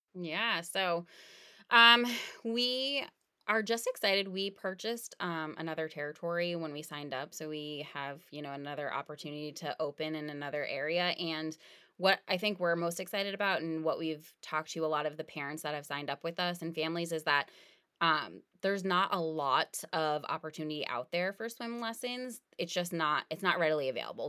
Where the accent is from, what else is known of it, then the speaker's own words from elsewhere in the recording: New England, United States; we grew up in New England